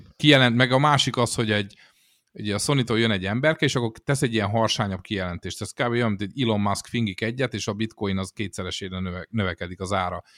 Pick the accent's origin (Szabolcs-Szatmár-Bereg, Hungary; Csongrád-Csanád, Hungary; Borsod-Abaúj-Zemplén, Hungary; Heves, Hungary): Csongrád-Csanád, Hungary; Szeged; a Szegeden a Gutenberg utcába velünk szembe egy szódagyár volt